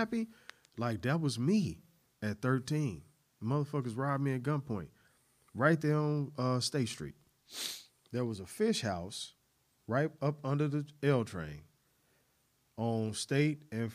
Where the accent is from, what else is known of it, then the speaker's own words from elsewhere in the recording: Chicago, Illinois, United States; also born or lived in Little Rock, Arkansas; we moved to Chicago in like 87